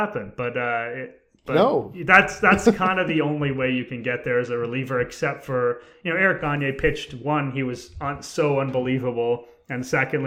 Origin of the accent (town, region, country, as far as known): Canada